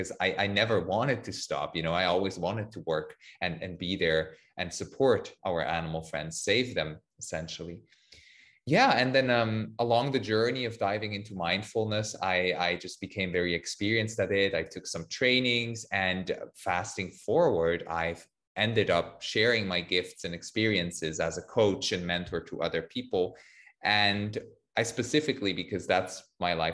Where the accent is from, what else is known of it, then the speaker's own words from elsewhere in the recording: Switzerland; I'm from Switzerland